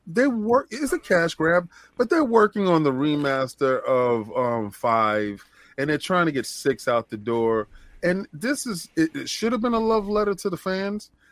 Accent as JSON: {"language": "English", "region": "New York", "country": "United States", "also_born_or_lived": "Los Angeles", "moved": "as an adult", "said": "I was from New York"}